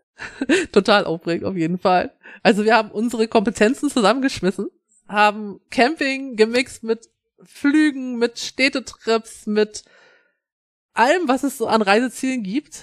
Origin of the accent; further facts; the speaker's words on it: Schleswig-Holstein, Germany; als Schleswig-Holsteiner